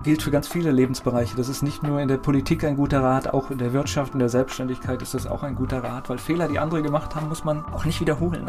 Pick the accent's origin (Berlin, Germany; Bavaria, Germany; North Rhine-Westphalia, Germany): North Rhine-Westphalia, Germany; Kamen; ich bin in Kamen geboren